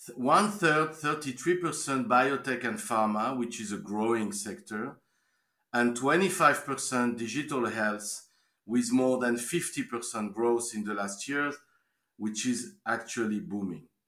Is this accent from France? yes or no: yes; France; moved away as an adult; also born or lived in Canada / Switzerland; now in Israel; born and raised in France